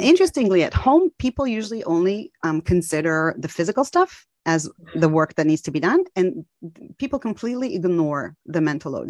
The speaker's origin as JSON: {"language": "English", "town": "Tel Aviv", "region": "Tel Aviv District", "country": "Israel", "also_born_or_lived": "Maryland, United States / California, United States", "moved": "yes", "said": "I'm from Tel Aviv, Israel, but I lived in the U S for many years, in Maryland and in California"}